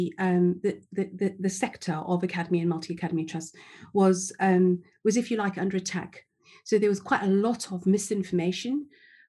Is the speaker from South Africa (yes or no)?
yes; South Africa; moved away as an adult; now in England; I was born in South Africa, in apartheid South Africa, actually